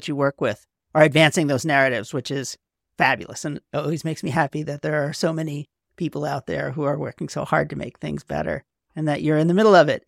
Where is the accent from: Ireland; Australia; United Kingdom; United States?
United States; New York; I'm a New Yorker.